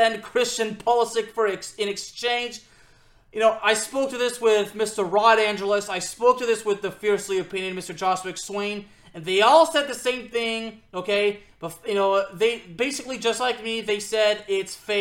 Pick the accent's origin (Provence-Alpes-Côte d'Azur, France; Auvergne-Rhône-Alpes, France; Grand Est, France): Auvergne-Rhône-Alpes, France; Lyon; the club of my hometown in France